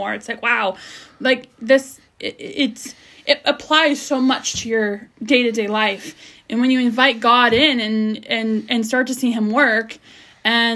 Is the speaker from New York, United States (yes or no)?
no; California, United States; I'm from California